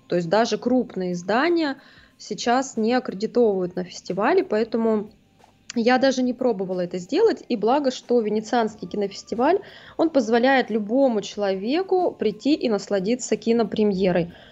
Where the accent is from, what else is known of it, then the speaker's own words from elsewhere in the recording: Saint Petersburg, Russia; я из Питера.